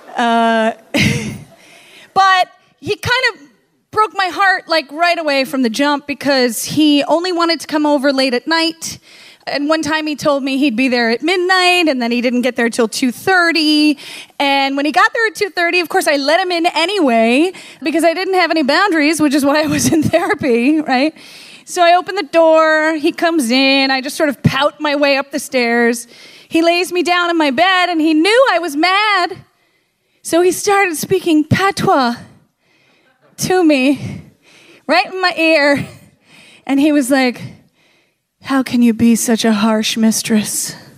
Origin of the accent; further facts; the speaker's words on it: the North, United States; I was from the North